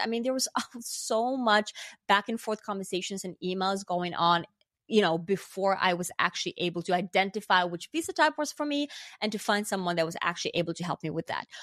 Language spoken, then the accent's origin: English; Finland; moved away as an adult; also born or lived in New York, United States; now in Los Angeles, United States; I'm from Finland